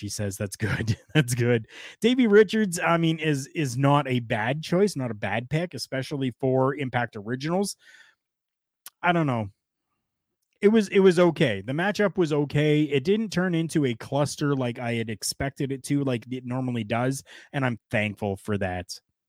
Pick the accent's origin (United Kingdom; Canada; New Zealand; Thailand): Canada